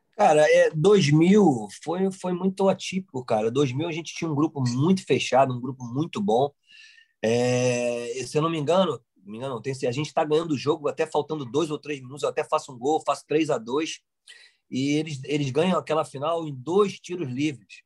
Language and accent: Portuguese; Rio de Janeiro, Brazil; moved away as an adult; also born or lived in Spain; eu sou muito carioca mesmo